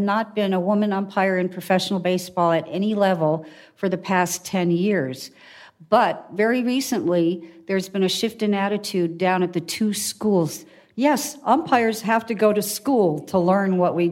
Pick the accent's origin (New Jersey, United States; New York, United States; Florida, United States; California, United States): New York, United States; New York City; I am born and raised right here in Manhattan